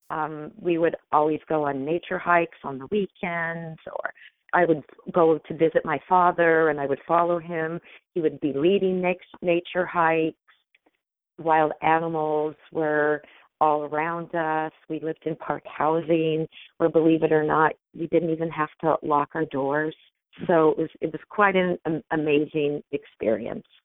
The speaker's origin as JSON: {"language": "English", "town": "Washington", "region": "District of Columbia", "country": "United States", "tie": "born there", "also_born_or_lived": "Grand Canyon, Arizona", "said": "Well, I was born in Washington D.C. and within a few short months, we moved to the Grand Canyon, and we lived in national parks for most of my childhood."}